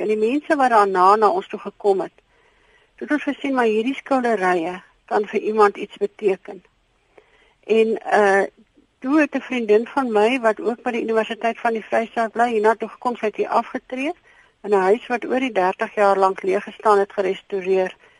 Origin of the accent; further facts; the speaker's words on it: Krugersdorp, Gauteng, South Africa; now in Philippolis, South Africa; Ek kom oorspronklik van Kreeusdorp, Johannesburg se wêreld af. En ons het hiernatoe getrek